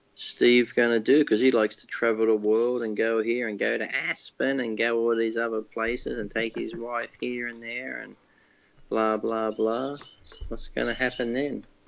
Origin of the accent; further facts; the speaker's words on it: Australia; I'm from Australia